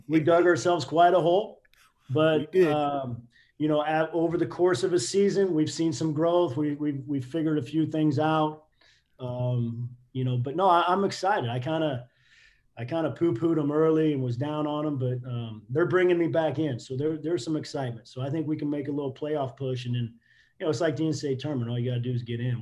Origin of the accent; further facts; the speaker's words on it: Midwest, United States; moved away as an adult; I was living in the Midwest, growing up in the Midwest